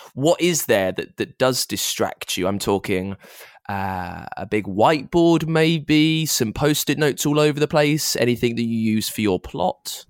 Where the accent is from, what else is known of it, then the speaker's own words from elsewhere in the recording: United Kingdom; I'm a Brit